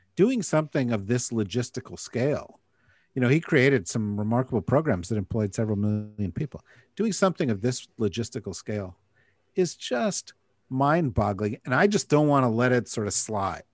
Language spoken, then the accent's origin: English; New Jersey, United States; when I was growing up in New Jersey